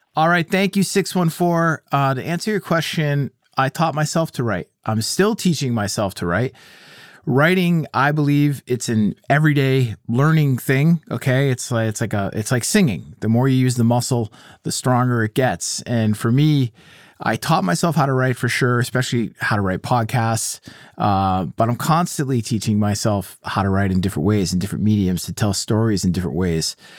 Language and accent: English; Boston, Massachusetts, United States; I'm from Boston, and Boston's known for its armored truck